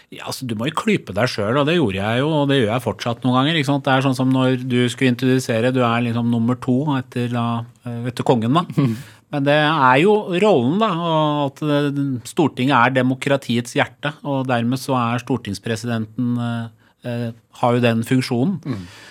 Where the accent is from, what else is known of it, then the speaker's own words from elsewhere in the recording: Skotselv, Buskerud, Norway; also born or lived in Tehran, Iran; jeg vokste opp i Skotselva, liksom på bygda, litt utafor Drammen